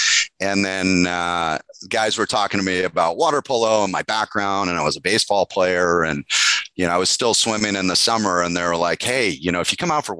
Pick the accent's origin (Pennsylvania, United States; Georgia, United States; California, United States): California, United States; also born or lived in Michigan; We moved out from Michigan when I was four to California